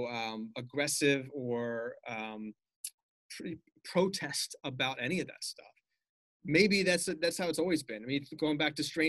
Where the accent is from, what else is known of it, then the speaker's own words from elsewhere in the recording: Los Angeles, California, United States; a white kid growing up in Bel Air